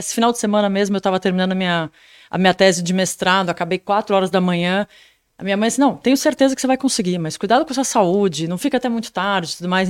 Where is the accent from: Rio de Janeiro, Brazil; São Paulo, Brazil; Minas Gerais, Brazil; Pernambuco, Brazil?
São Paulo, Brazil; eu nasci em São Paulo